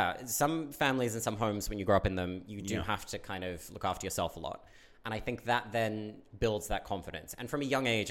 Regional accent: Cronulla, New South Wales, Australia; moved away as an adult; now in London, United Kingdom; I don't tell anyone I'm from the Shire, but I grew up in the Shire

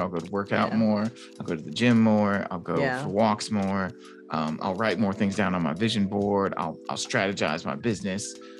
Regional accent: Gary, Indiana, United States; now in Fort Wayne, United States; I'm from Gary, Indiana, right? So and I live in Fort Wayne, Indiana

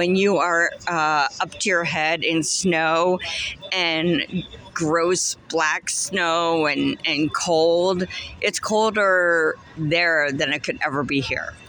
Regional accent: Cleveland, Ohio, United States; moved away as an adult; now in Charlotte, United States; I was born and raised in Cleveland, Ohio.

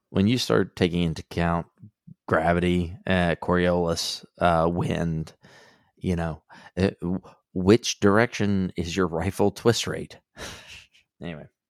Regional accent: Southeast Texas, United States; I grew up in Southeast Texas

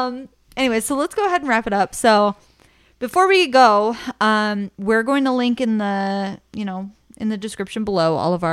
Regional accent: Ohio, United States; Being born and raised in Ohio, you're built different.

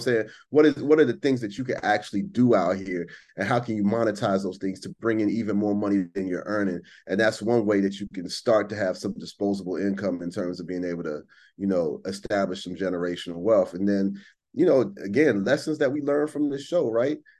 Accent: United States

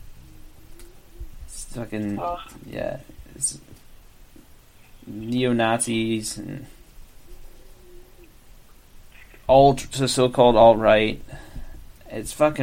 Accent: Virginia, United States; that's my home state

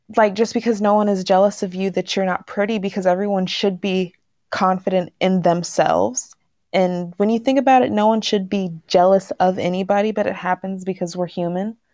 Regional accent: Washington, United States; also born or lived in Texas; telling people that I come from Texas, I always get the comment of, "Oh, you don't have an accent." Then it's like, "Because I grew up in Washington."

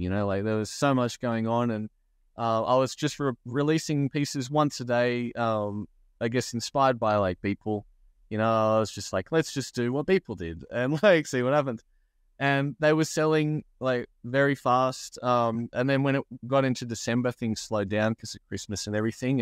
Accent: Australia; I'm like Australian. I live in Australia

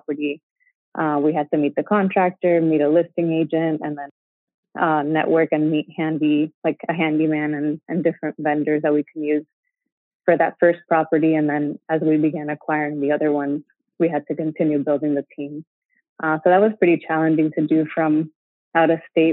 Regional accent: Miami, Florida, United States; moved away as an adult; also born or lived in Gainesville, Florida / New York City; we were from Miami, which is South Florida.

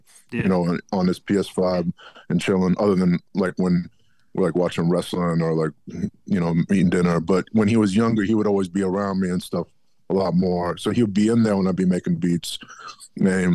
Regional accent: Alexandria, Virginia, United States; moved away as an adult; also born or lived in Jamaica Plain, Boston, Massachusetts / Quincy, Massachusetts; now in Plymouth, United States; I'm actually from Northern Virginia

